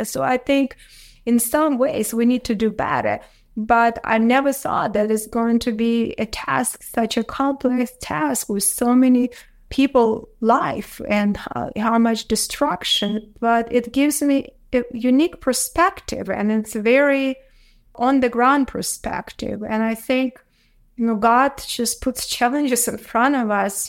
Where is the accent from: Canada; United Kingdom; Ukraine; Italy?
Ukraine; English is a second language; moved away as an adult; now in United States; I was born in Soviet Union in a little town